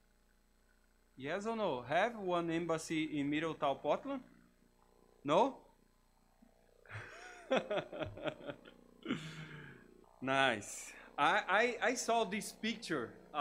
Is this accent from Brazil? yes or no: yes; Brazil; first language Portuguese; English is a second language; moved away as an adult; now in United States; I'm from Brazil. English is my third language